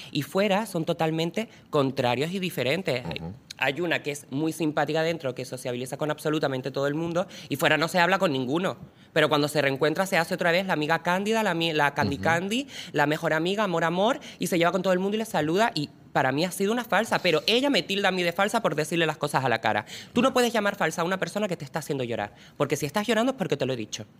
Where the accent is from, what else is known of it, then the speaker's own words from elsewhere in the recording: Lanzarote, Canary Islands, Spain; yo soy de Lanzarote